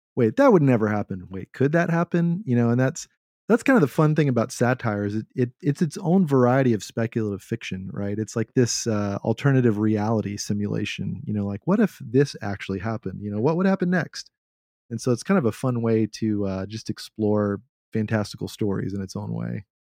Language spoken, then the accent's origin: English; Texas, United States; my culture as a Texan